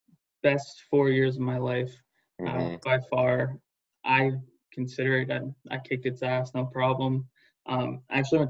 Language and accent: English; Rockland County, New York, United States; moved away as an adult; now in New Hampshire, United States; My background, baseball, sports, growing up. I grew up in Rockland County, New York, and throughout high school.